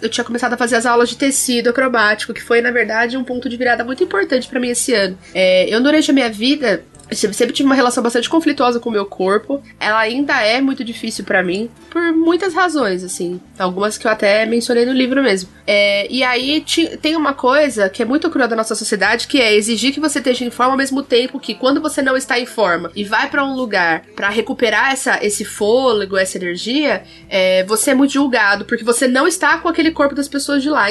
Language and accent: Portuguese; South Region, Brazil; Sou do Sul